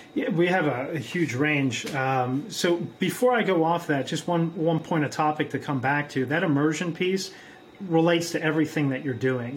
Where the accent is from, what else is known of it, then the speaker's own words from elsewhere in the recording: Pittsburgh, Pennsylvania, United States; also born or lived in South America; I'm from Pittsburgh, Pennsylvania.